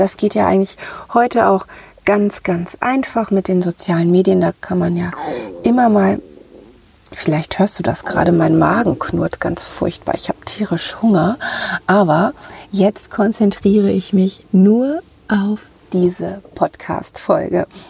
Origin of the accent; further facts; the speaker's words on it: Ruhr area, North Rhine-Westphalia, Germany; accent: Ruhr dialect; moved away; also born or lived in northern Germany; wenn ich mal zwischendurch zurück in meiner Heimat im Ruhrgebiet bin, dann nehme ich gleich diese diesen Dialekt wieder auf